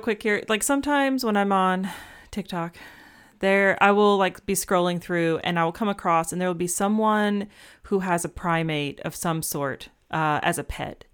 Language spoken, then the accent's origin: English; Atlanta, Georgia, United States; growing up in Atlanta